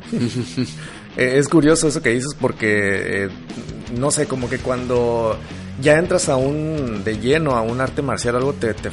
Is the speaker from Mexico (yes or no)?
yes; Hermosillo, Sonora, Mexico; moved away; soy de Hermosillo, Sonora. Sonorense.